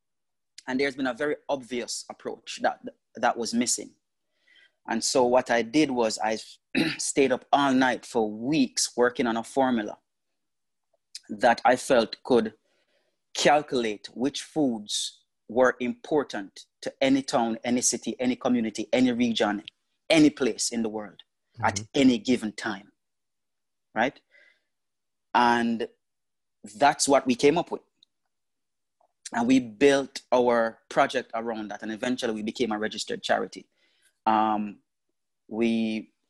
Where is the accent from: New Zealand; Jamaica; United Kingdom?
Jamaica; moved away; also born or lived in Las Vegas; I grew up very poor in Jamaica.